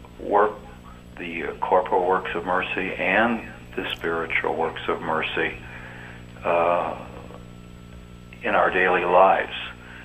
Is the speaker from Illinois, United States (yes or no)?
yes; Illinois, United States; I'm from Illinois.